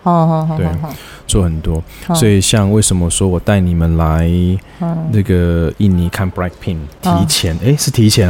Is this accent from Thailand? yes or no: no; Taiwan; accent: Taiwanese Mandarin; 台湾国语就出来。